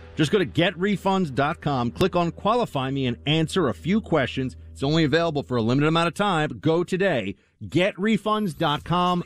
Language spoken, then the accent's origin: English; East Coast, United States; now in New York City, United States; I'm a product of growing up on the East Coast in the 80s and 90s.